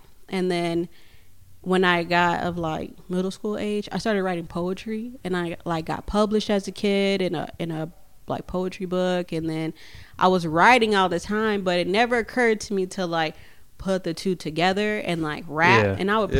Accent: Chicago, Illinois, United States; also born or lived in Midwest; now in Richfield, United States; And like me and Nucky, when we first got here, we were both from we came from Chicago first.

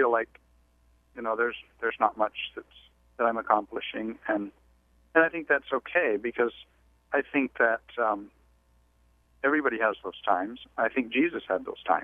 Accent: Mexico; moved away; the background that I grew up with in Mexico

